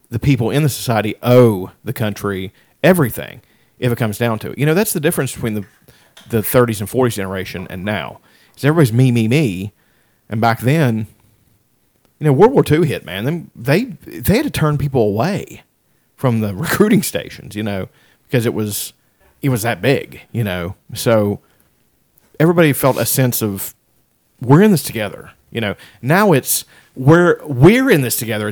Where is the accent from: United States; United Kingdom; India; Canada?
United States; Appalachia; we're Appalachian people